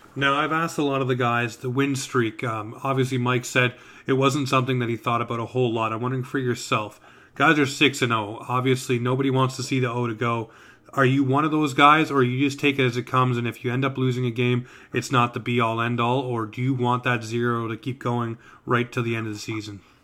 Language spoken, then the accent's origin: English; Toronto, Ontario, Canada; I grew up in Toronto